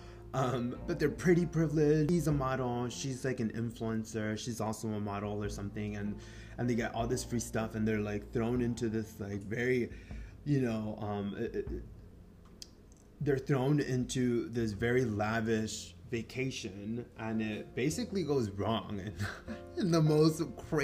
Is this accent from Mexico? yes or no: yes; Mexico; first language Spanish; English is a second language; English is not my first language. Soy mexicano, so yo aprendí primero español